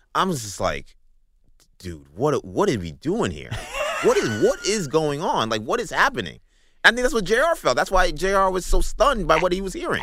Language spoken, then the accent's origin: English; New York City, New York, United States; Grew up in Bayside, Queens.